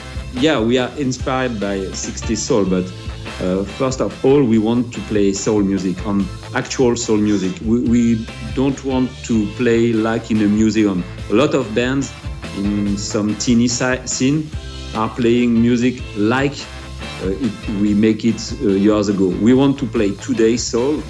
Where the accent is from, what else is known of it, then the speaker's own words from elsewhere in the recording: Paris suburb, Seine-Saint-Denis, Île-de-France, France; I'm from Paris suburb